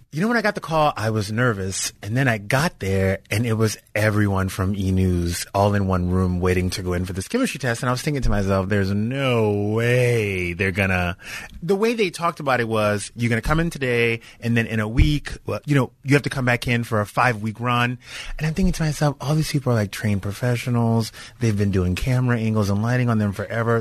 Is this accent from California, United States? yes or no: no; Louisiana, United States; moved away as an adult; now in Los Angeles, United States; I was from I'm from Louisiana